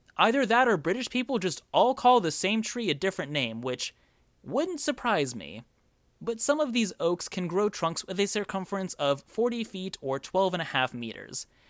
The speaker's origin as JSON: {"language": "English", "country": "United States", "said": "I am from the United States"}